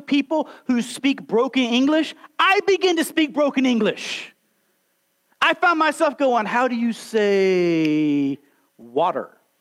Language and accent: English; Alabama, United States; I was born and raised here in Alabama, slap out Alabama